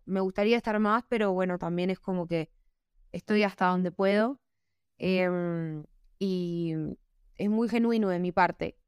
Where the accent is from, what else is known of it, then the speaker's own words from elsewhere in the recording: Argentina; now in Bogotá, Colombia; yo vengo de Argentina, de la nostalgia, del tango, la melancolía, pero también la alegría. Los argentinos somos muy arriba